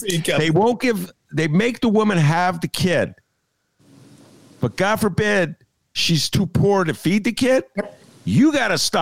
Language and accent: English; Evanston, Illinois, United States; I'm from the West Side of Evanston